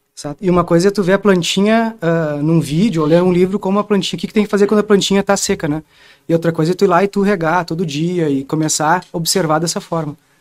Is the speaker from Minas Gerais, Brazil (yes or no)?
no; Porto Alegre, Rio Grande do Sul, Brazil; Eu sou lá do Rio Grande do Sul, de Porto Alegre